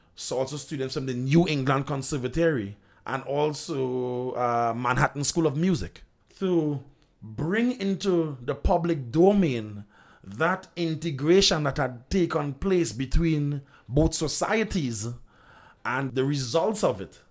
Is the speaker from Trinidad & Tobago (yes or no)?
yes; Trinidad & Tobago